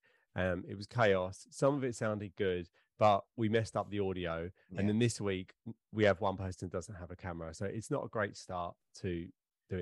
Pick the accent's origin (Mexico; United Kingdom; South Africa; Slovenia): United Kingdom; Essex, East of England; we're all from Essex